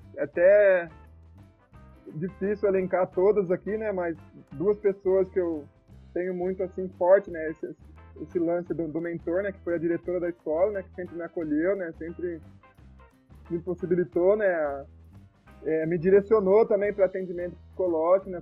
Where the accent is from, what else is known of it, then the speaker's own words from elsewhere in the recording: Piracicaba, São Paulo, Brazil; now in Baixada Santista, Brazil; eu sou natural de Piracicaba, né, e hoje eu tô exclusivamente aqui em Piracicaba